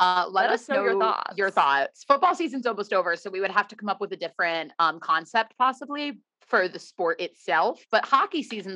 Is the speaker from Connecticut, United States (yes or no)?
yes; Connecticut, United States; We're not Bay Area girlies, but we are both from Connecticut and both of our moms are Bay Area girlies.